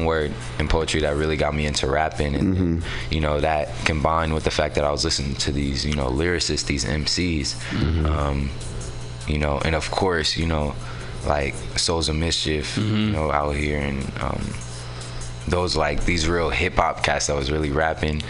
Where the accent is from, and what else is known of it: San Francisco, California, United States; born or raised there; also born or lived in Oakland